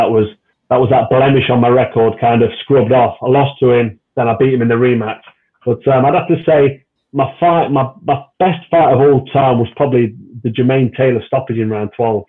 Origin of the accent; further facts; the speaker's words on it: Nottingham, East Midlands, United Kingdom; It was in Nottingham, in my hometown, at the Castelletto Arena at the time, which is the local arena in the middle of my city where I was born and raised